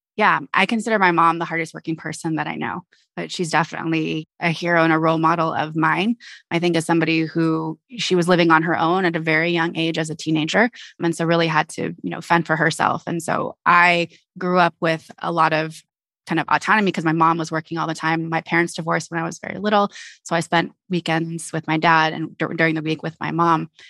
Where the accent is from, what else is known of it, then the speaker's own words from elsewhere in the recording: Alameda, California, United States; I'm originally from the Bay Area, so I grew up in a little town called Alameda